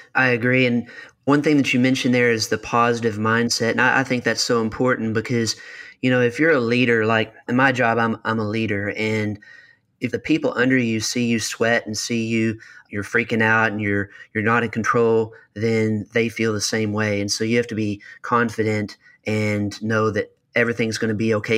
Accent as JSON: {"language": "English", "region": "Kentucky", "country": "United States", "said": "I'm from Kentucky"}